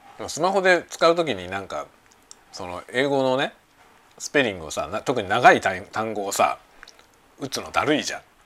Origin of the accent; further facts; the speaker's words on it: Japan; 同じ日本人だからさ。